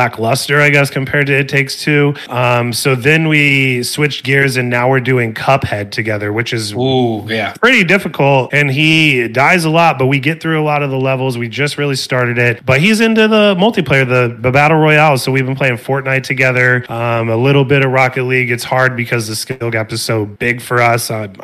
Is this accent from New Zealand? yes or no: no; Springfield, Illinois, United States; now in Arizona, United States; I'm from Springfield, Illinois, which is halfway in between Chicago and St. Louis.